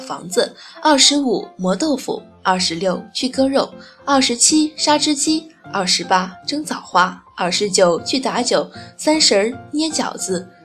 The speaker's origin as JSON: {"language": "Chinese", "town": "Xinyang", "region": "Henan", "country": "China", "said": "我是来自被誉为河南的小江南的信仰"}